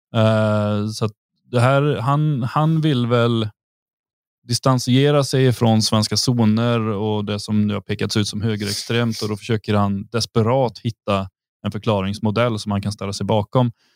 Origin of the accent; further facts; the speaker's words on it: Sweden; now in Thuringia, Germany; vi är svenskar